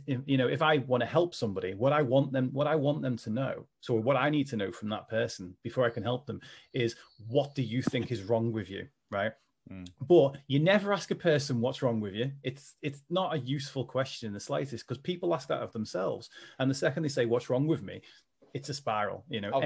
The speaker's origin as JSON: {"language": "English", "town": "Liverpool", "region": "North West England", "country": "United Kingdom", "accent": "Scouse", "said": "in case people can't tell from my accent, I am a Scouser"}